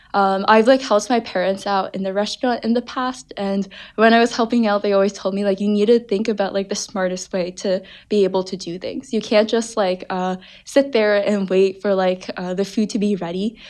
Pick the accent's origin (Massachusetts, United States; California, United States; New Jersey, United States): New Jersey, United States; Parsippany; I'm originally from New Jersey. Uh, the northern part of New Jersey, a town called Parsippany, closer to New York City.